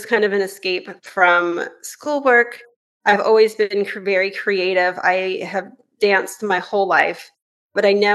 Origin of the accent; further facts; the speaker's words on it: Northern California, United States; moved away as an adult; now in Vancouver, Canada; I'm actually originally from California, where I grew up in Northern California